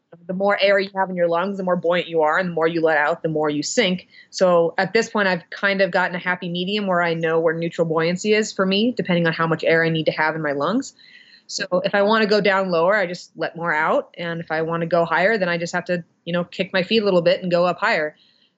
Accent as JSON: {"language": "English", "region": "Montana", "country": "United States", "said": "I am from Montana"}